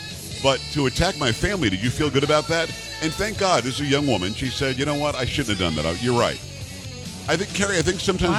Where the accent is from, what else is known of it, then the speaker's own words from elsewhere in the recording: Florida, United States; moved away; also born or lived in Lansing, Michigan; I grew up in Florida. We faced hurricanes all the time.